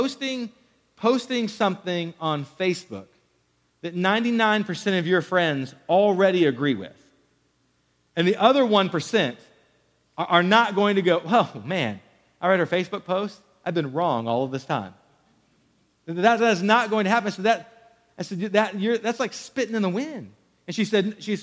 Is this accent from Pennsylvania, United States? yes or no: no; Killeen, Texas, United States; growing up in Killeen, Texas